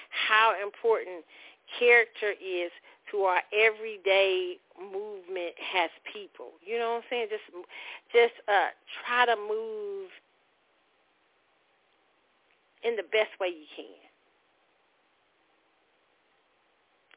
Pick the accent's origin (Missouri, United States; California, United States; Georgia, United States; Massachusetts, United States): Missouri, United States; Kansas City; Kansas City, my hometown